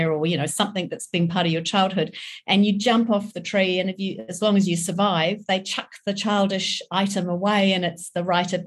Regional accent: England, United Kingdom; also born or lived in New Zealand; I grew up in England, I was born in New Zealand

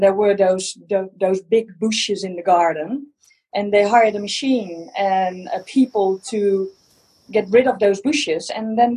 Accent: Netherlands; English is a second language; Yes, I'm from Holland

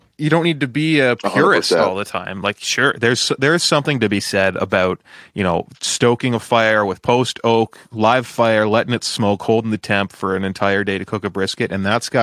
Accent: Canada; as a Canadian

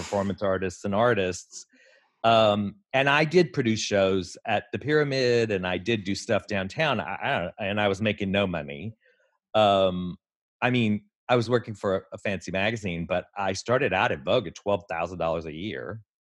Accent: Texas, United States; moved away as an adult; also born or lived in Houston / New York; I was born in Texas

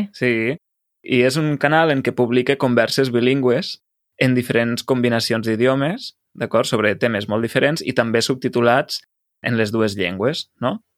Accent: Lleida, Catalonia, Spain; com a lleidatà

